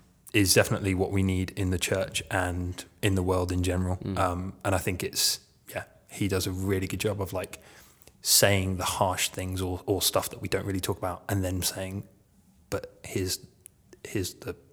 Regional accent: London, United Kingdom; also born or lived in East of England; I'm an officer's kid, so I grew up all over. Yeah. Mainly in the south, the east of England, oh, okay. I guess. Yeah, mainly. London, is probably the place I stayed the longest.

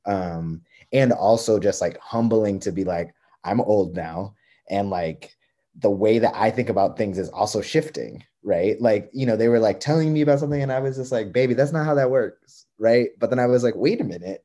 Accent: East Coast, United States; moved away as an adult; I'm not a Midwesterner. I'm like an East Coaster through and through.

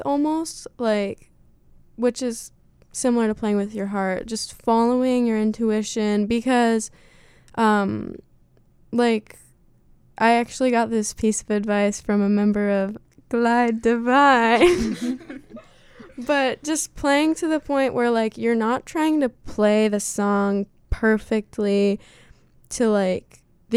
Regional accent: Southern Oregon, United States; I'm from Southern Oregon

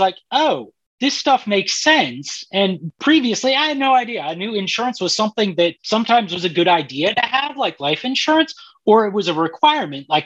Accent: Colorado, United States; I grew up in Colorado.

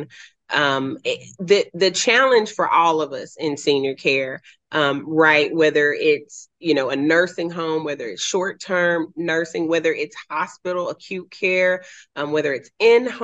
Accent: Memphis, Tennessee, United States; moved away as an adult; also born or lived in Southern California; now in Franklin, United States; I grew up in what's called Fraser. It's close to Millington, but it's kind of wedged between North Memphis

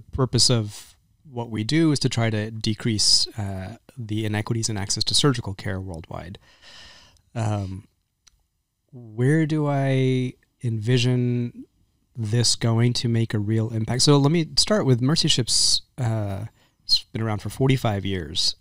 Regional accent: Texas, United States; I grew up in Texas

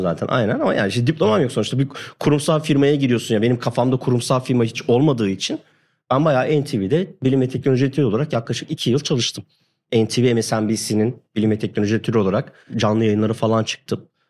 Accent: Hatay, Turkey; moved away; ben Hataylıyım.

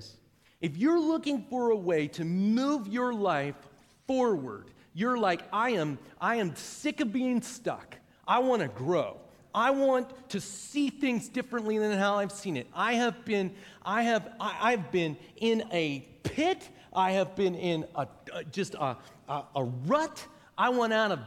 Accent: Pittsburgh, Pennsylvania, United States; now in Noblesville, United States; I'm from Pittsburgh, Pennsylvania. That's where I grew up

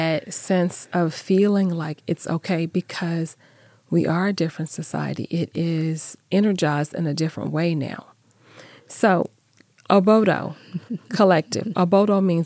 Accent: Phoenix, Arizona, United States; moved away; I grew up in Phoenix

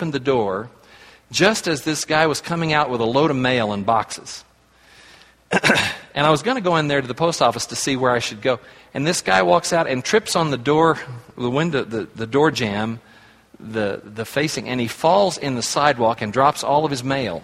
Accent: Oklahoma, United States; I was raised in Oklahoma

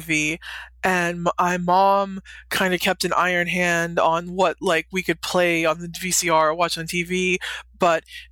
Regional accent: Western North Carolina, United States; I grew up in Western North Carolina, so I grew up in the Bible Belt

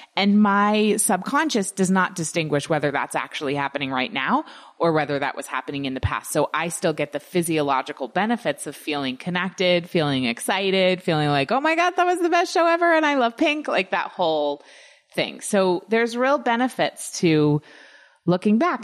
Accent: United States; growing up in the United States

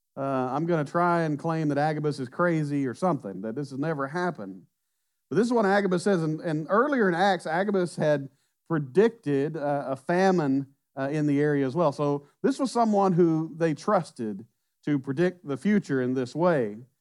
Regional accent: Southwest Arkansas, United States; now in Mont Belvieu, United States; We grew up in Southwest Arkansas

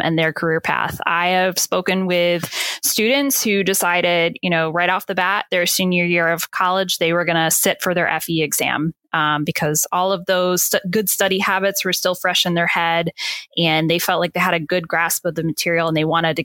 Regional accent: Maryland, United States; my home state, Maryland

